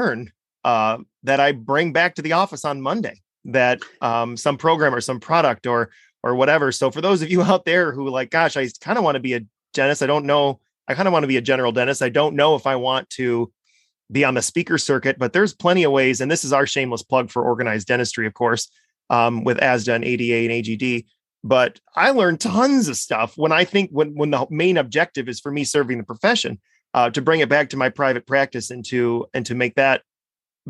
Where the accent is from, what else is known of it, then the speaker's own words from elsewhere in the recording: Midwest, United States; I'm obviously from the Midwest